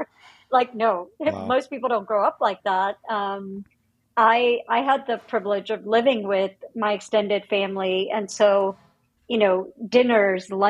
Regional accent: India; moved away; I was born and raised in India.

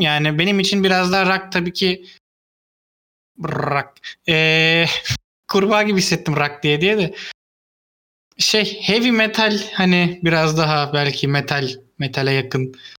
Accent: Istanbul, Turkey; benim büyüdüğüm yerde benim çocukluğumun yani, yani direkt çocukluğumun geçtiği yer Çamlı kahveydi.

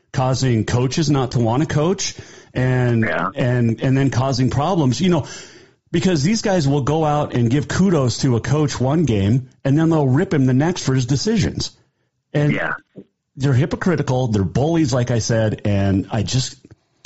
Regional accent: Bozeman, Montana, United States; I grew up in Bozeman.

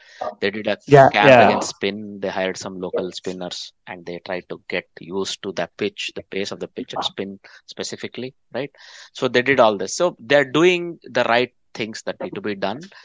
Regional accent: Netherlands; Netherlands. It's my home country

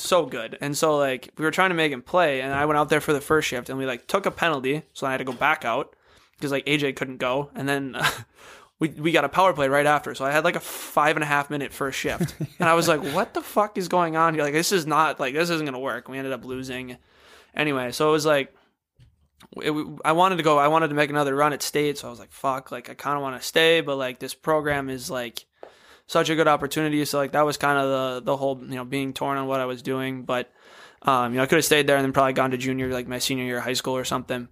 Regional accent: Apple Valley, Minnesota, United States; growing up in Apple Valley, like not typically a hockey city

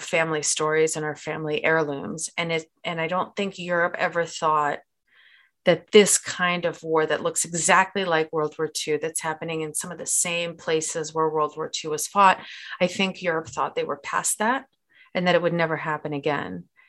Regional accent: Moscow, Russia; I'm from Moscow

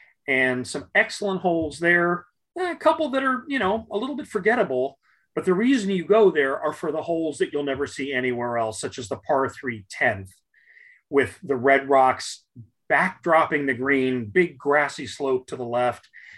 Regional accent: Arizona, United States

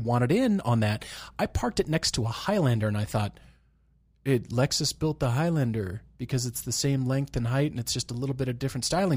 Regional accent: Colorado, United States; moved away; when I was growing up in Colorado.

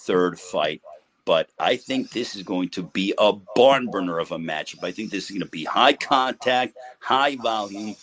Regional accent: United States; the U.S. because, you know, that's my home country.

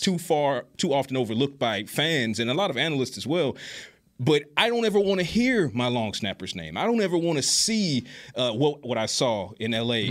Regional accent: Savannah, Georgia, United States; moved away as an adult; also born or lived in Atlanta; I'm from Savannah originally, but after being born and raised in Savannah, ended up in Atlanta by way of UGA

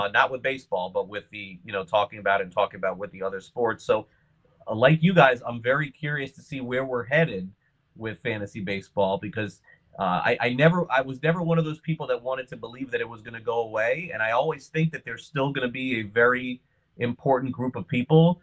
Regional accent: Miami, Florida, United States; also born or lived in Brooklyn, New York; I was very young and I moved from Brooklyn to Miami in 1980.

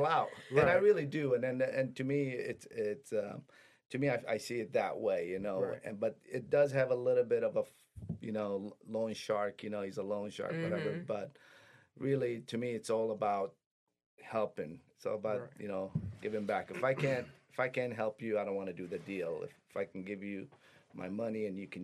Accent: Detroit, Michigan, United States; also born or lived in Middle East; my parents were immigrants. We immigrated here, went to Detroit Public Schools

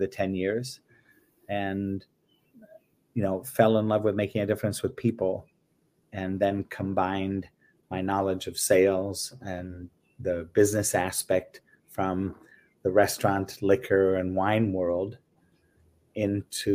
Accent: England, United Kingdom; moved away; also born or lived in Belgium / France; I grew up in England, was born and raised in England.

